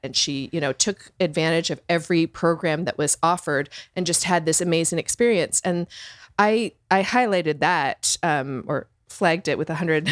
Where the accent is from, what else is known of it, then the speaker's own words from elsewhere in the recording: Canada; moved away; I'm Canadian and we didn't, it's a different system